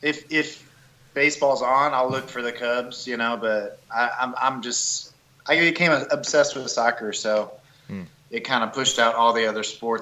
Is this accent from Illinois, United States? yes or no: yes; Bloomington, Illinois, United States; now in Nashville, United States; I grew up in Bloomington, Illinois.